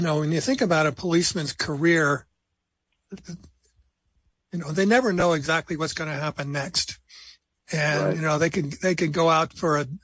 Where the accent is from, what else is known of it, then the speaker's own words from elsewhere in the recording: New Jersey, United States; moved away; I'm from New Jersey originally.